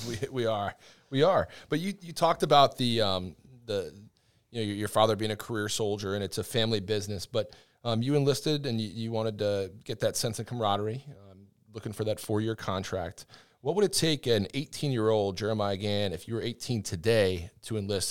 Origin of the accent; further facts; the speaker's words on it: Northeast, United States; I'm from the Northeast, so I'm a, I'm a Yankee up there